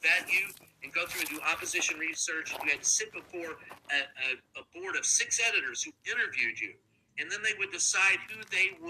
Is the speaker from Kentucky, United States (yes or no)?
yes; Louisville, Kentucky, United States; it was the end of the run in my hometown of a family-owned newspaper. It was the Courier Journal and Louisville Times